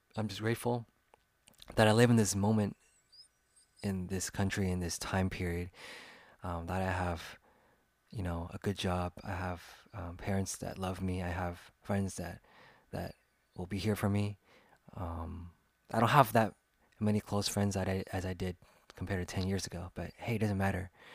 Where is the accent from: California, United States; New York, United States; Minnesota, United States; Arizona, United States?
California, United States; Sacramento; It's a team that I liked growing up in my hometown.